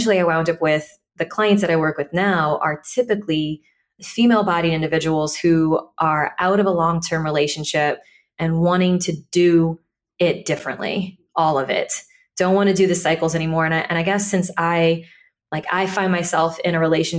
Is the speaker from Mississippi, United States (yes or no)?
no; Deep South Louisiana, United States; I grew up in Deep South Louisiana